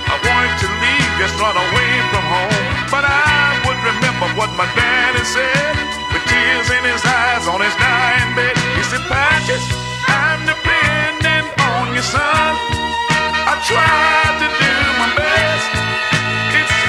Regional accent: Alabama, United States; I was born and raised down in Alabama on a farm way back up in the woods.

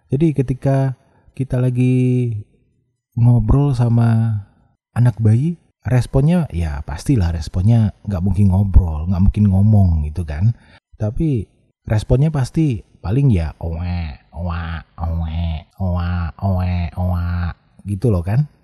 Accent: Padang, West Sumatra, Indonesia; saya asalnya dari Padang, profesi saya penyiar

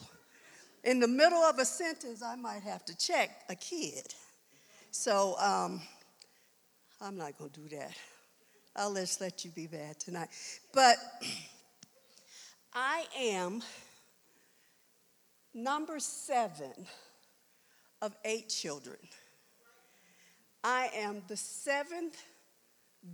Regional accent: Washington, District of Columbia, United States; moved away as an adult; also born or lived in South Carolina / Arlington, Virginia; now in Colorado, United States; I was born in South Carolina. I was raised in Washington, D.C., in the Virginia area. I graduated from high school in Arlington, Virginia

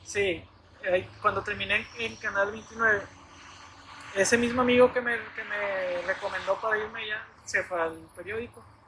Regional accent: Nuevo Laredo, Tamaulipas, Mexico; aquí en Nuevo Laredo

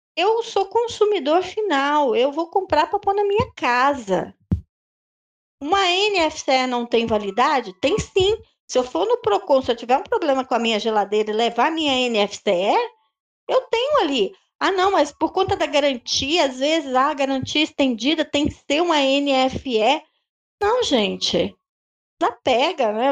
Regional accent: Brazil; nós somos, brasileiros

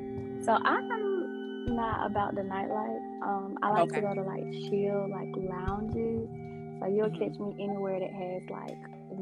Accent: Atlanta, Georgia, United States; I am from Atlanta. I was born and raised here all my life, so I am an official ATLian.

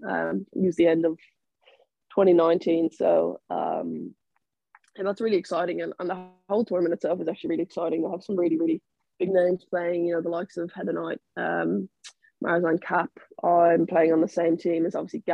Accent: Ireland; moved away as an adult; I moved away from Ireland

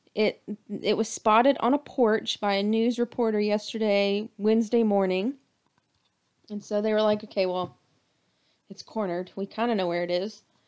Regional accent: Durham, North Carolina, United States; also born or lived in Charlotte, North Carolina; I've lived in Charlotte almost twelve years. And I'm not from here. I'm from Durham.

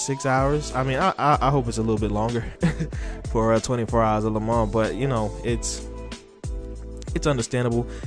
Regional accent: United States; I am American

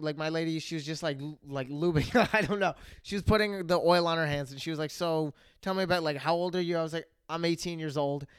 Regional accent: United States; where are you from? I was like, America.

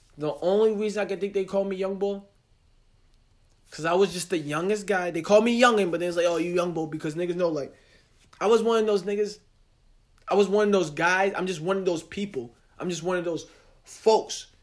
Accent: New Jersey, United States; I'm from Jersey

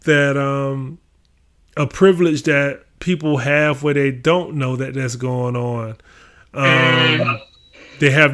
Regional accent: Augusta, Georgia, United States; I'm actually from Augusta, Georgia

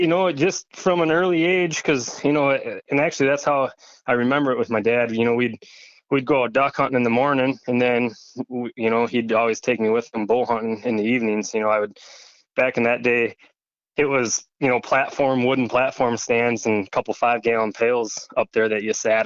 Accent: La Crosse, Wisconsin, United States; I grew up in La Crosse on the north side, French Island actually for the majority of my younger years

